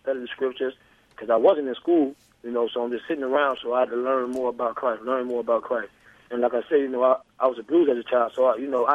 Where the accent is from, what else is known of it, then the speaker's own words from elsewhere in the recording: Miami, Florida, United States; moved away as an adult; I'm from Miami, born and raised.